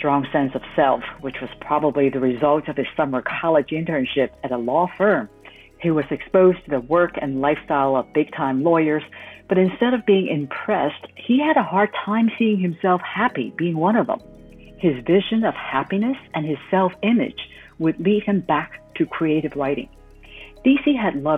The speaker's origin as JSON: {"language": "English", "country": "Hong Kong", "tie": "born or raised there", "moved": "as an adult", "said": "returned to Hong Kong, my hometown"}